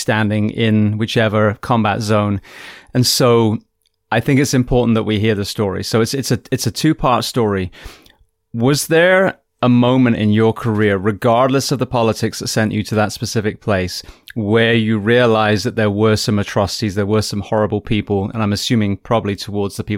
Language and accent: English; England, United Kingdom; moved away; also born or lived in California / Florida; I come from England